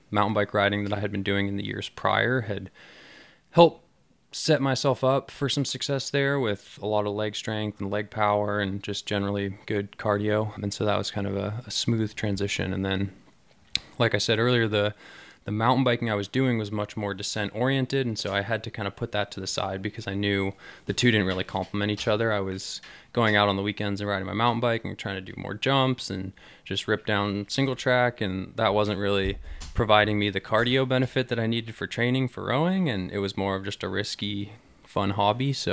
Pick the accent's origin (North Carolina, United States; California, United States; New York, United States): California, United States; Mill Valley; Uh, really early on, it was a vehicle that I used to get to and from school just down the road here. I went to Tam Valley Elementary School